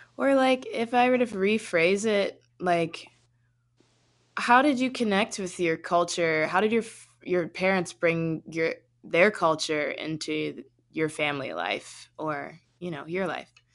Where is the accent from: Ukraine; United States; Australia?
United States; Buffalo, New York; a Jamaican Guyanese woman born in Buffalo, New York